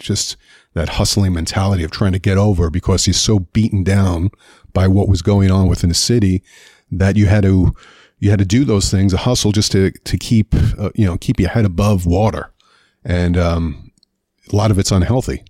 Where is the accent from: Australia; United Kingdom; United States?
United States; New York City, New York; moved away; Grew up in Queens, New York